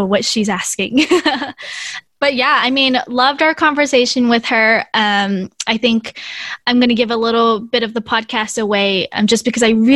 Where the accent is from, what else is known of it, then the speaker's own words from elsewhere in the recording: United States; Being Hmong American